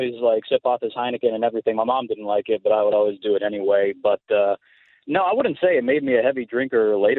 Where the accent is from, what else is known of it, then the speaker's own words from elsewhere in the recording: Puerto Rico; When I was about maybe 8 or 9 years old, I was growing up in Puerto Rico